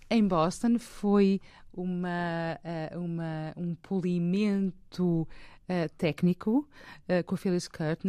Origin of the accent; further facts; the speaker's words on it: Portugal; moved away as an adult; also born or lived in England; voltei para Portugal para, para sepultar os meus pais